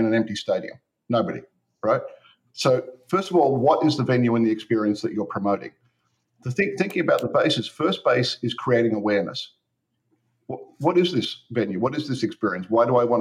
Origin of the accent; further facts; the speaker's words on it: Australia; moved away; also born or lived in United States; I'm an Australian American